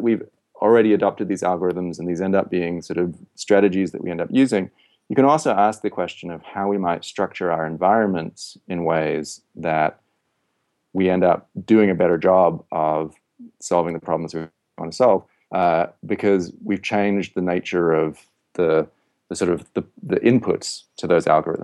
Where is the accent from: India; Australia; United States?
Australia; Western Australia; I grew up in Western Australia